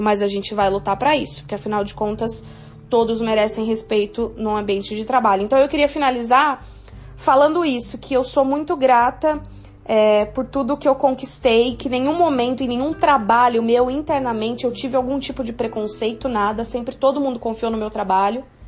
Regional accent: São João da Boa Vista, São Paulo, Brazil; moved away; Sou de São João da Boa Vista

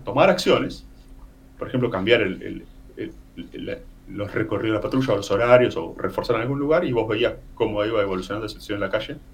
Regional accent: Necochea, Buenos Aires Province, Argentina; moved away as an adult; now in Punta del Este, Uruguay; soy nativo de Necochea, provincia de Buenos Aires, ciudad de playa

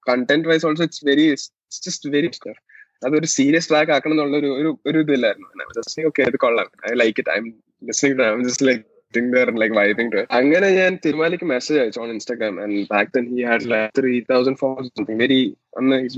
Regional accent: Kerala, India; first language Malayalam; English is a second language; because I was from since I was from Malayalam, it's not my strengths.

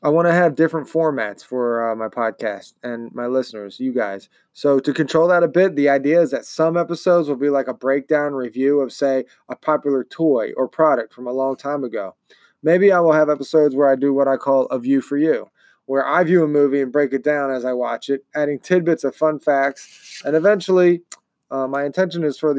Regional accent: Baltimore, Maryland, United States; also born or lived in Pennsylvania; now in Ohio, United States; I call a major city in Maryland my hometown. It's Baltimore

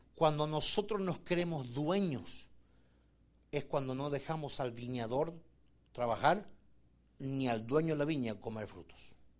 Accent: Argentina; moved away; yo vengo de Argentina

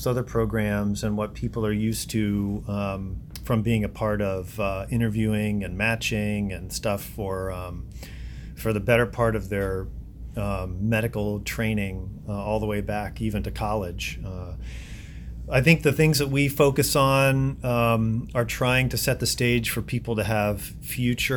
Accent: Ohio, United States; now in Chicago, United States; I am originally from Ohio

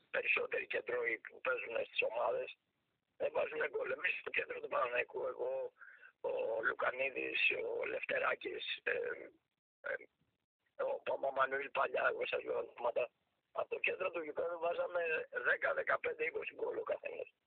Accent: Athens, Attica, Greece; γεννήθηκα και στη Λοφόρο Αλεξάνδρας δίπλα από τον Παναθηναϊκό

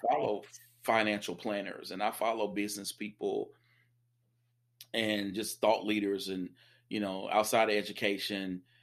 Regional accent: the South, United States; I'm a Southerner

